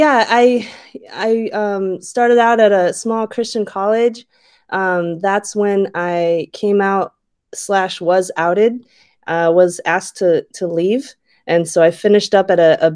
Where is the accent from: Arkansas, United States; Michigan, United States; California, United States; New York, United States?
Michigan, United States; West; now in Oakland, United States; I grew up in West Michigan